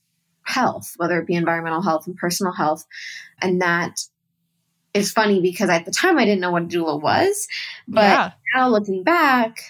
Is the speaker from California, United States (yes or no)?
yes; Malibu, California, United States; moved away as an adult; also born or lived in New York; now in North Carolina, United States; I grew up in Malibu, born and raised